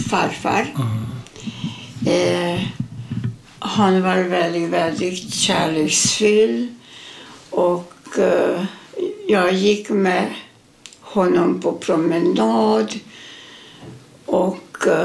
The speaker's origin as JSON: {"language": "Swedish", "town": "Mátészalka", "region": "Szabolcs-Szatmár-Bereg", "country": "Hungary", "tie": "born there", "said": "Eh, ja, jag föddes i Ungern, Mate Sarka, nära rumänska gränsen."}